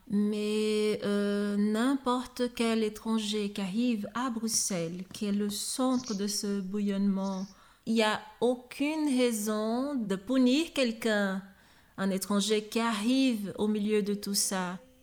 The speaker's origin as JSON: {"language": "French", "country": "Brazil", "second_language": "French", "moved": "as an adult", "lives_now": "Belgium", "said": "je suis brésilienne"}